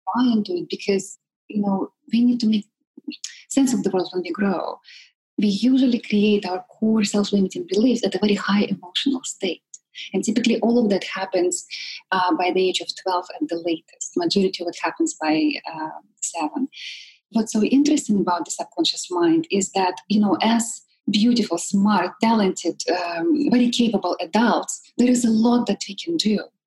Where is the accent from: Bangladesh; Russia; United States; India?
Russia; Siberia; born or raised there; moved away